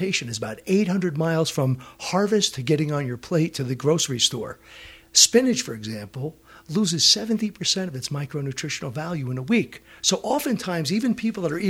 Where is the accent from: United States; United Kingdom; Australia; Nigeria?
United States; Prescott, Arizona; I'm from Prescott